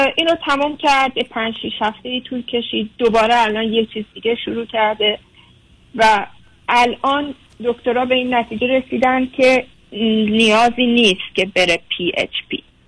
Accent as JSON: {"language": "Persian", "country": "Germany", "tie": "born or raised there", "moved": "as an adult", "lives_now": "United States", "said": "من خودم در آلمان بزرگ شدم"}